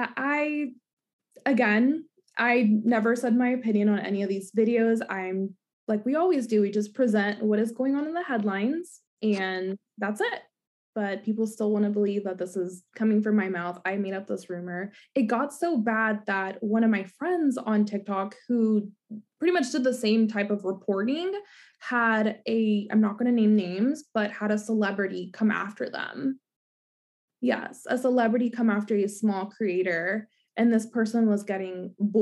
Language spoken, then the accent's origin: English; Kentucky, United States; I grew up in Kentucky